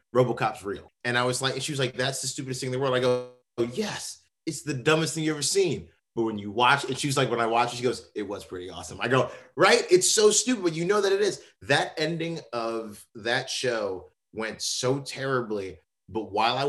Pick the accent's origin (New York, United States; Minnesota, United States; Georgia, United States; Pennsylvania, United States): New York, United States; New York City; we're both from the Bronx. We're both from the same area. Him a little bit further up than I am, and I'm far up in the Bronx